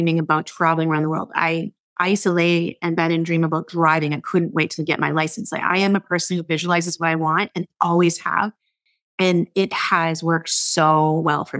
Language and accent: English; Fort Erie, Ontario, Canada; now in Vancouver, Canada; I'm a small town girl growing up in Fort Erie, Ontario, right across from you in Buffalo, New York